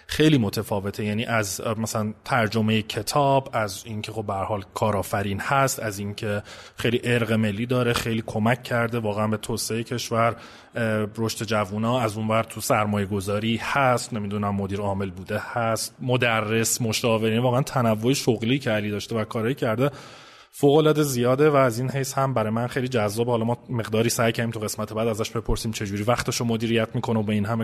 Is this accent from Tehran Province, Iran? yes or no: no; Mashhad, Razavi Khorasan, Iran; born there; متولد 56 هستم شهر مشهد